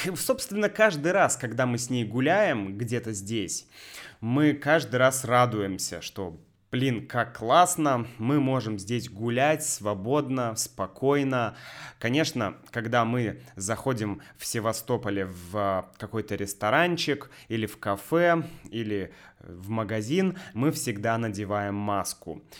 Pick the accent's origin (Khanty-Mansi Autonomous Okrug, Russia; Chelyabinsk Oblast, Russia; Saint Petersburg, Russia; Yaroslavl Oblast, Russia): Saint Petersburg, Russia; moved away as an adult; now in Sevastopol; мой родной город Санкт-Петербург